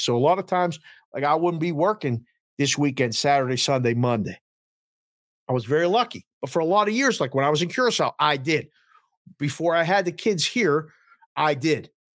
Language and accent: English; Pittsburgh, Pennsylvania, United States; born or raised there